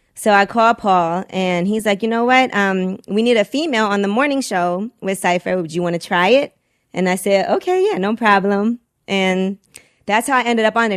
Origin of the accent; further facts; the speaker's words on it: Brooklyn, New York, United States; growing up in Brooklyn